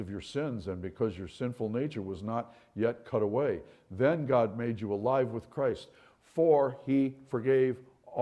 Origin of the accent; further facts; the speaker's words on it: New York, United States; now in Florida, United States; I'm from New York